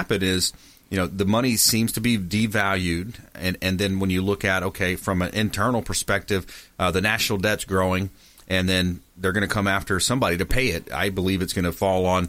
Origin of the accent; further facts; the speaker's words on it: LaBelle, Florida, United States; I'm from the Fort Myers LaBelle area, small town down south